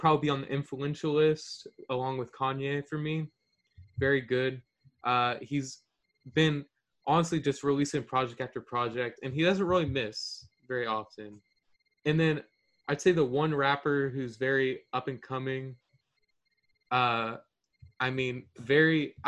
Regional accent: Houston, Texas, United States; I'm from Houston

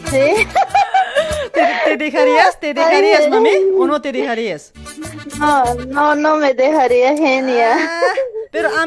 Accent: Luribay, La Paz, Bolivia; now in Argentina; Yo soy del Uribay también, pues.

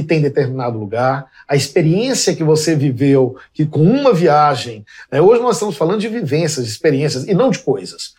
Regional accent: Belo Horizonte, Minas Gerais, Brazil; Porque eu nasci em Belo Horizonte, no, em fins dos, dos anos 60, é, fui uma criança de uma Belo Horizonte que não existe mais

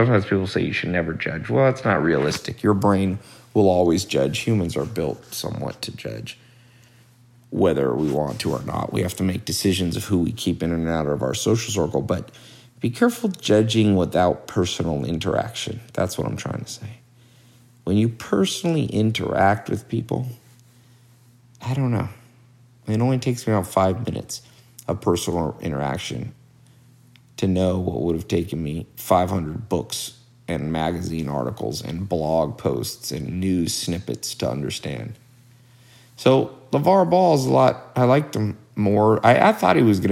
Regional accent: Long Beach, California, United States; also born or lived in Hollywood; I was born in Los Angeles, but not the nice part, not the Hollywood, Beverly Hills part. I was born in Long Beach.

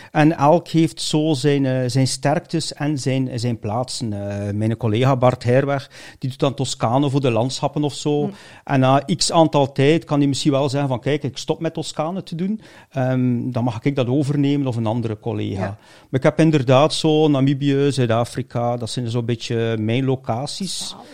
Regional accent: Bruges, West Flanders, Belgium; born there; Brugge. Brugge.

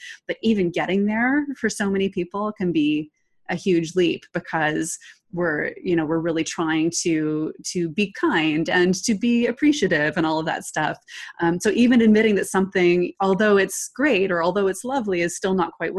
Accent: Toronto, Ontario, Canada; Oh yeah. Yes. Born and raised. Lived here all my life.

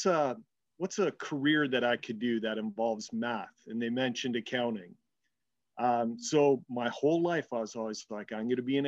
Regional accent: Hamilton, Ontario, Canada; a rite of passage growing up in the Steel City to kind of work

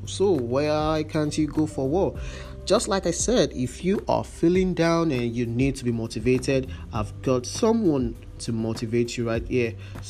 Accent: Nigeria; As a Nigerian, you have to be motivated as a youth corps member, and you're serving your country.

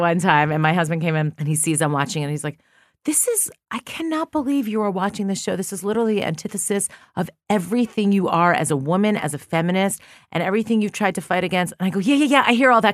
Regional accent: New York, United States; moved away as an adult; now in Los Angeles, United States; I'm from New York, too

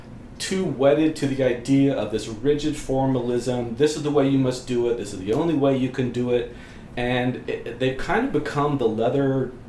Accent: West Coast, United States; I'm primarily from the West Coast.

